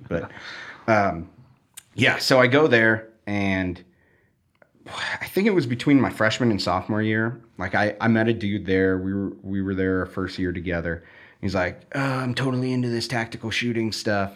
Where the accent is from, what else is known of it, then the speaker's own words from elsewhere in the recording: Chicago, Illinois, United States; where I grew up was basically where the city completely ends and you get into rural